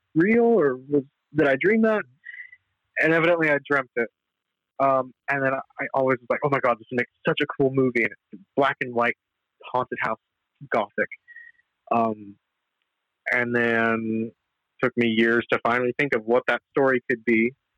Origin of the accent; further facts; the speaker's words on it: Los Angeles, California, United States; me being you know an LA kid